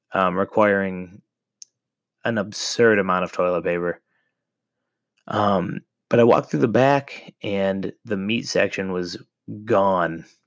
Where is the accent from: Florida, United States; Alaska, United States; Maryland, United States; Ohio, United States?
Ohio, United States; moved away; I'm originally from Ohio